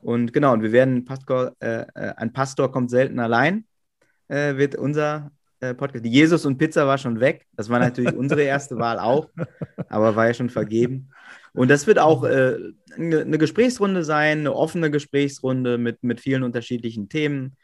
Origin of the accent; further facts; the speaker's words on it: Coesfeld district, Münsterland, North Rhine-Westphalia, Germany; moved away as an adult; now in Hamburg, Germany; ich bin 1979 äh, in Münster geboren, ganz äh, klassisch. Mhm. Und habe dann auch äh, meine ersten zwei Lebensjahre da gelebt und dann sind wir in so ein kleines Dörfchen, so, so Richtung Kreis Coesfeld, immer noch Münsterland. Ähm, genau, und da habe ich quasi meine ganze Kindheit und Jugend verbracht.